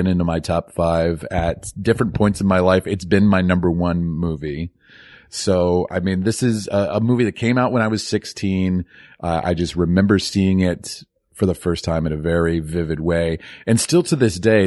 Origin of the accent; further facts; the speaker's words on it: Northern Virginia, United States; I grew up in Northern Virginia, probably about a half hour out of DC